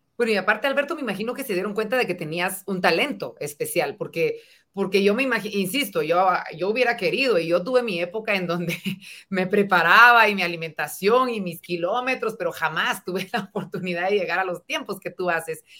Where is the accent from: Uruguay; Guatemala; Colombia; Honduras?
Guatemala; como guatemaltecos